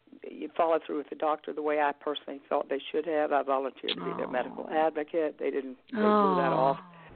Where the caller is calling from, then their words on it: Virginia, United States; from Virginia.